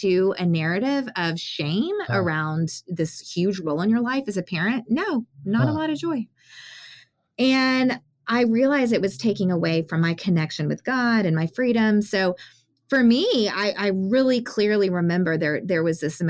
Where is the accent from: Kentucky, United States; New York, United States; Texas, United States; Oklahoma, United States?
Texas, United States; San Antonio; I grew up in San Antonio, 80% Hispanic